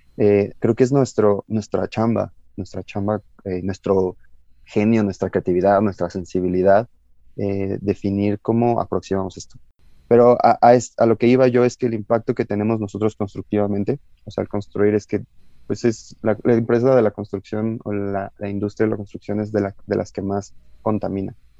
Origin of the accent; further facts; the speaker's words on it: Mexico; somos mexicanos, somos los mexicanos